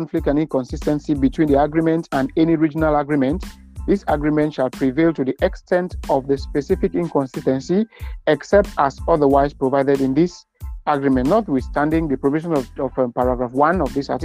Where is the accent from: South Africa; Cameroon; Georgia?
Cameroon; from Cameroon.